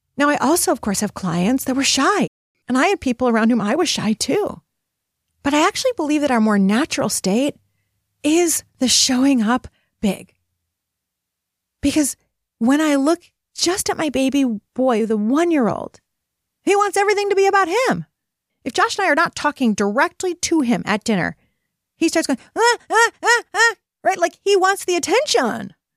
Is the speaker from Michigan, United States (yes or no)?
yes; Detroit, Michigan, United States; I am from Detroit